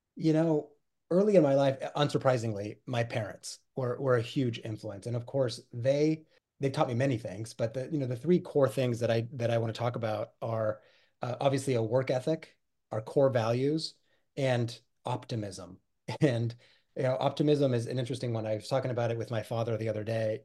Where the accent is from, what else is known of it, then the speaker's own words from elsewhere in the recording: Pacific Northwest, United States; also born or lived in Buenos Aires, Argentina; I was born in Buenos Aires, Argentina, and, uh, was born and raised there. My family moved to the United States, uh, in search of that, that elusive American dream, uh, when I was nine years old, and we settled in the Pacific Northwest